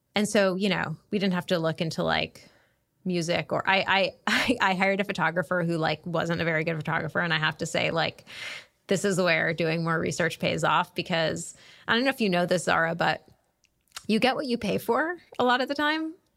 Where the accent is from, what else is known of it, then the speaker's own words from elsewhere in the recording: New England, United States; moved away as an adult; also born or lived in Chicago; now in Washington, D.C., United States; I'm from New England